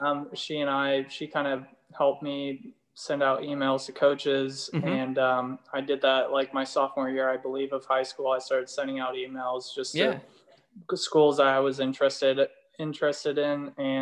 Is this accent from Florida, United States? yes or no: no; Eugene, Oregon, United States; also born or lived in Vilnius, Lithuania; brought me back to Eugene. And I've been lucky enough to stay in the same home my entire life